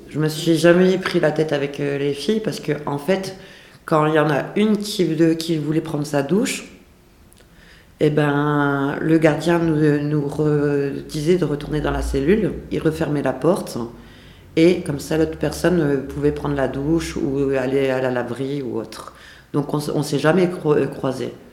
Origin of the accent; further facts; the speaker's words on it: the North, France; moved away as an adult; now in Lyon, France; je viens du Nord